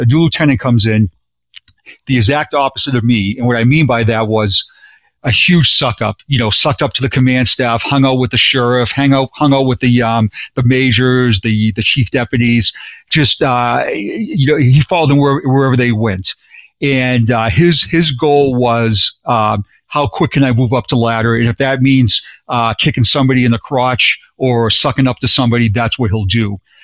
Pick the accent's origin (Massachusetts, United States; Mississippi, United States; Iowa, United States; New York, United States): Massachusetts, United States; Boston; now in Florida, United States; born and raised in Boston, and I now live in Florida